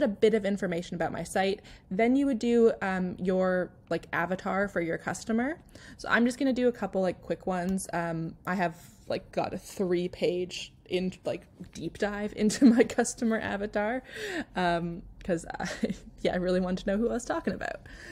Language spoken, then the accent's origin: English; Canada; I naturally write Canadian or British English because I'm Canadian